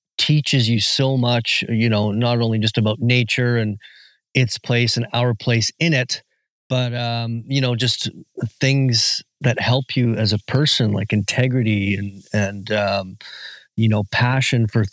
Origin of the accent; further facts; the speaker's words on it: Whistler, British Columbia, Canada; I am from Whistler, British Columbia, and I am a magazine publisher and a first-time author